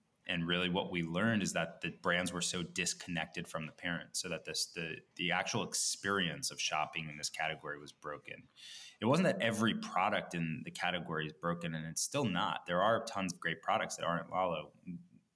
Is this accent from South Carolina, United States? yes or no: no; New York area, United States; I grew up in the New York area. Live in Brooklyn and Park Slope